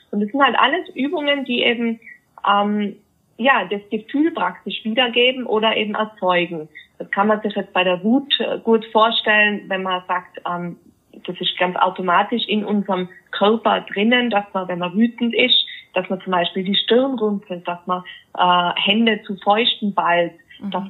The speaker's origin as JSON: {"language": "German", "town": "Innsbruck", "region": "Tyrol", "country": "Austria", "said": "ich komme ja aus Innsbruck, Österreich, wie du schon"}